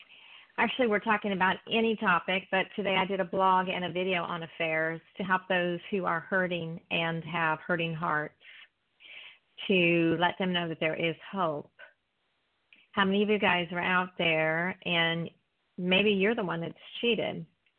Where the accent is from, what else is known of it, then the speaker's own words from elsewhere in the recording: East Coast, United States; That's okay. I'm from the East Coast, so it's good to hear your voice.